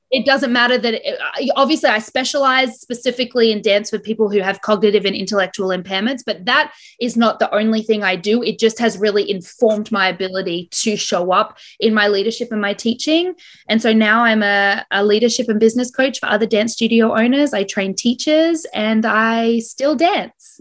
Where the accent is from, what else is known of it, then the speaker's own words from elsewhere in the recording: Brisbane, Queensland, Australia; now in Toronto, Canada; I was born in Brisbane, currently living in Toronto, Canada